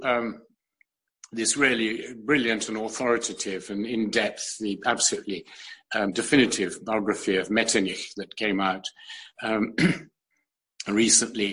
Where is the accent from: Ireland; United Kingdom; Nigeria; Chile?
United Kingdom; London; also born or lived in New York / Europe; I was born in New York completely by chance because my mother had to be there to renew her DP papers after the war. But I was brought up in London, but also around Europe a lot